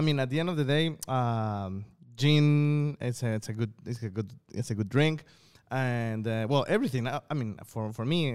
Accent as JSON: {"language": "English", "region": "Colima", "country": "Mexico", "tie": "born or raised there", "moved": "yes", "lives_now": "Shenzhen, China", "said": "my grandma's house in Coquimatlan, which is a small town in Colima, right, on my hometown"}